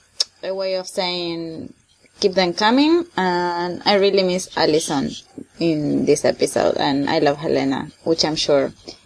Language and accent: English; Argentina; I'm from Argentina